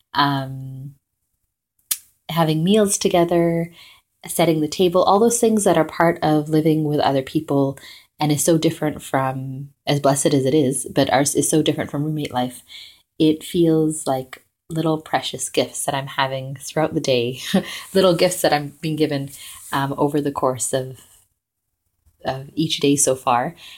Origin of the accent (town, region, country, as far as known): Vancouver, British Columbia, Canada; now in Toronto, Canada